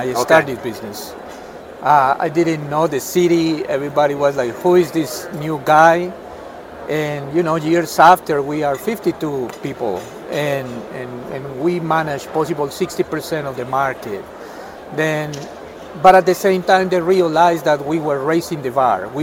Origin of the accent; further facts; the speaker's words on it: Colombia; English is a second language; moved away as an adult; also born or lived in Gainesville, Florida, United States; now in United States; I'm originally from Colombia. I came here in 1999.